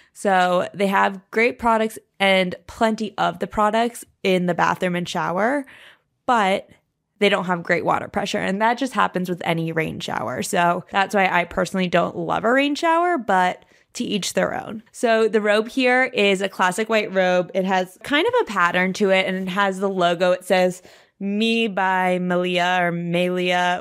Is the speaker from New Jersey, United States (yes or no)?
no; New York City, New York, United States; I'm a New Yorker